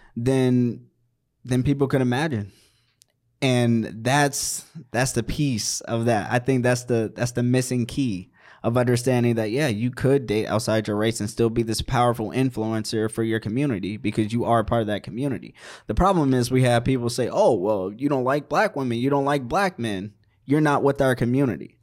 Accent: Maryland, United States; moved away; also born or lived in Virginia / Washington, D.C.; I'm from the East Coast, Maryland.

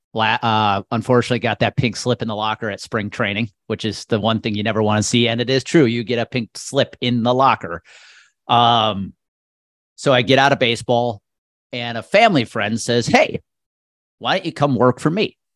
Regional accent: Milwaukee area, Wisconsin, United States; it's my hometown team, living thirty miles outside of Milwaukee

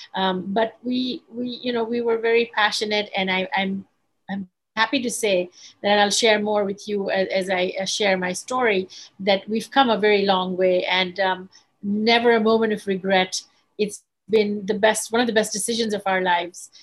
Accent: Bangladesh; moved away as an adult; also born or lived in England / Silicon Valley, United States; I am from Bangladesh. I was born in Bangladesh, and then I lived in Bangladesh and, and England

